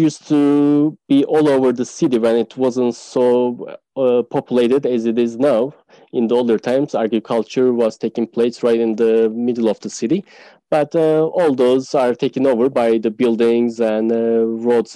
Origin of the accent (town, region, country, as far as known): Turkey